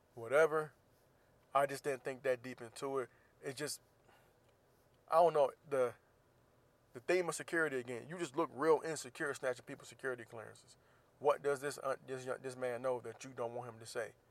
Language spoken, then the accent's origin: English; Florida, United States; Florida, of course, my home state